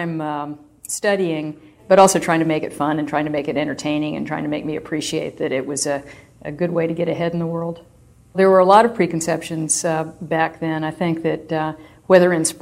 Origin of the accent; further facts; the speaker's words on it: Southern California, United States; my childhood was probably the typical childhood for a kid growing up in Southern California in the 50s and early 60s